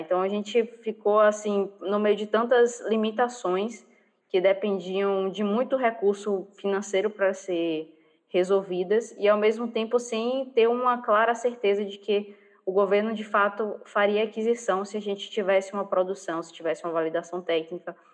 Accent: Bahia, Brazil; eu sou baiana

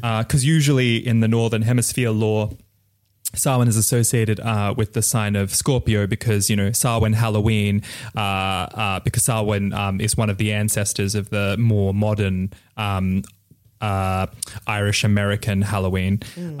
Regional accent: Bali, Indonesia; my father, who is Balinese, and I was born in Bali

